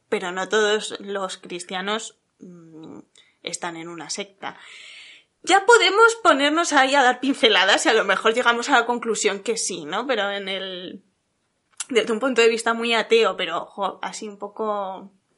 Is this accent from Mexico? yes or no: no; Salamanca, Castile and León, Spain; cerca de mi pueblo, Salamanca